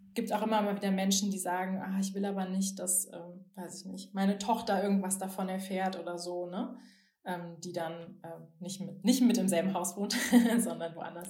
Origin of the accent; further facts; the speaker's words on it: Bonn, North Rhine-Westphalia, Germany; ich komme ja aus Bonn